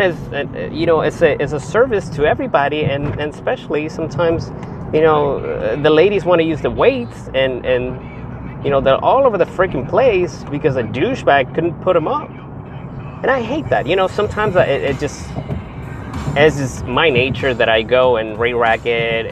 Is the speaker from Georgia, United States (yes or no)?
no; Texas, United States; I'm a Texan. I live in Texas